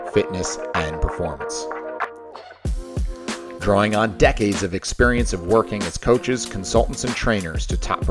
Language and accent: English; New Jersey, United States; accent: New Jersey; my New Jersey accent